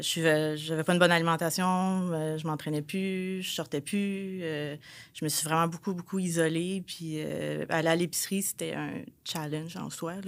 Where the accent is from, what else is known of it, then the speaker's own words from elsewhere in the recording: Repentigny, Quebec, Canada; je viens de Repentigny